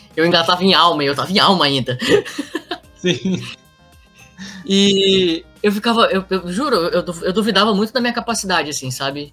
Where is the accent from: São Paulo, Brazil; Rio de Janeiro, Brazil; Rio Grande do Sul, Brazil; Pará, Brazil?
Pará, Brazil; Belém; moved away as an adult; quando eu saí de Belém